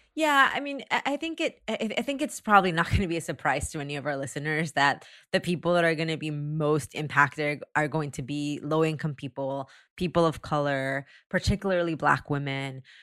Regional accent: Taxco, Guerrero, Mexico; moved away; originated from my hometown in Mexico

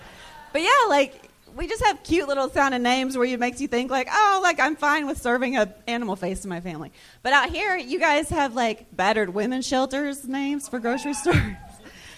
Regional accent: Franklin, Kentucky, United States; moved away as an adult; also born or lived in Nashville, Tennessee; now in Los Angeles, United States; Nashville. I grew up in Franklin, Kentucky. My accent's way worse right now

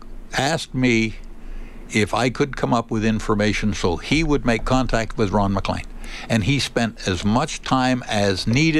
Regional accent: Windsor, Ontario, Canada; also born or lived in Toronto / Michigan; I was born in Toronto, lived in Windsor.

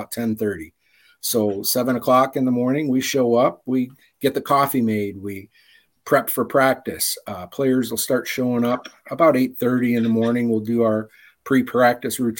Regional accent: Highland, Indiana, United States; also born or lived in Detroit, Michigan; now in Chicago area, United States; I was born and raised in Highland, Indiana, which is right over the border.

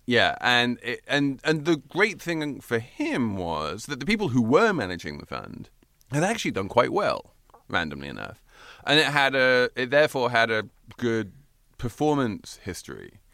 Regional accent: England, United Kingdom; moved away; I basically grew up with her in England

